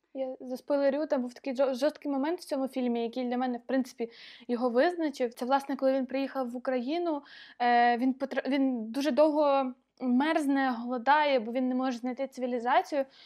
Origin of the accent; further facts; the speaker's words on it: Ukraine; я з України.